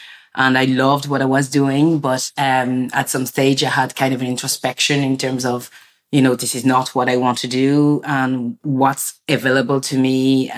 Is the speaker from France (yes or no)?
yes; France; I was born in France and my parents are from like Senegal. And, you know, being born in France, it was like, you know, when I was at home, it felt like I was in Africa.